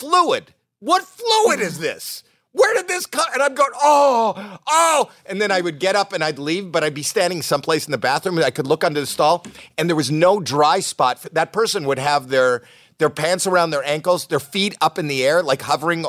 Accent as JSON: {"language": "English", "country": "Canada", "said": "I'm Canadian"}